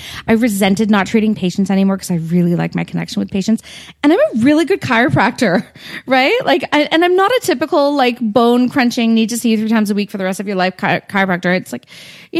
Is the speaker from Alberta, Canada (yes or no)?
no; Stouffville, Ontario, Canada; now in Toronto, Canada; I grew up in Stouffville, so I mean, I know York